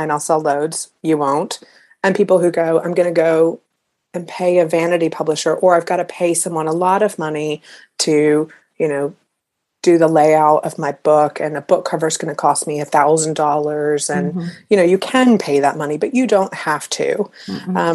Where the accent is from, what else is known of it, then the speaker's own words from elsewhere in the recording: United States; it was just sort of just British enough, even though I'm American